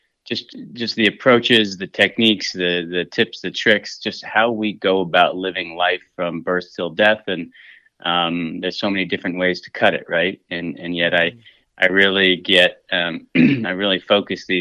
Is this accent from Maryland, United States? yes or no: no; Southwest Montana, United States; I'm from Southwest Montana, and I've been cooking since I was just a kid